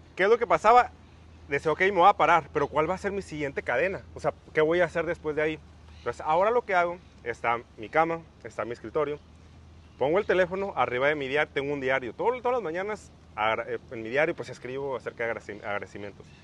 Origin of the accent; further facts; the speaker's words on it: Mexicali, Baja California, Mexico; soy de Mexicali, Baja California